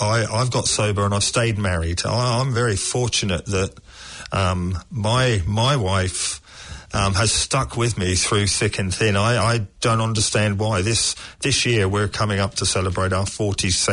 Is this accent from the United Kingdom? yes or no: yes; England, United Kingdom; now in New Zealand; As I was growing up in England